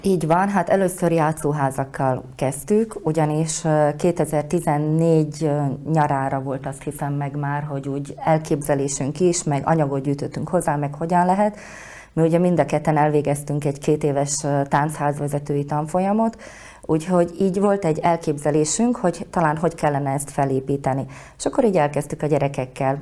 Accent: Košice, Košice Region, Slovakia; én is ugye Kassán születtem, és ott jártam

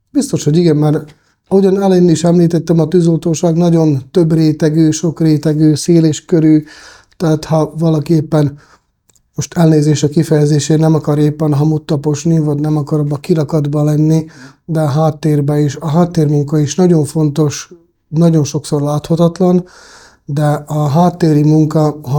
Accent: Český Krumlov, South Bohemian Region, Czechia; born there; A nagyon egyszerű a válasz, Csehországban születtem én is, és a bátyám is, és ilyen, ilyen

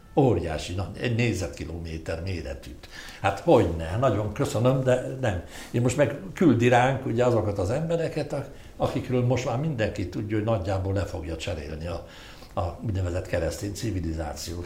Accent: Hungary; én egy híg, híg magyar vagyok

